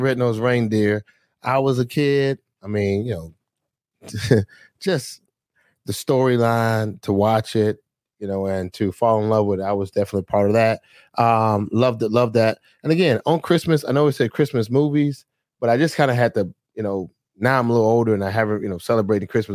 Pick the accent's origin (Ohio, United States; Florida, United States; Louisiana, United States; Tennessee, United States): Florida, United States; Fort Lauderdale; I'm from Fort Lauderdale, Florida